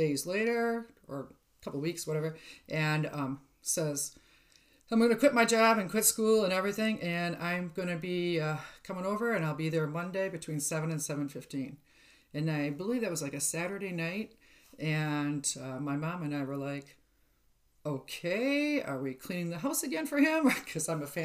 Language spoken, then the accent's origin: English; White Bear Lake, Minnesota, United States; I was raised in White Bear Lake, Minnesota.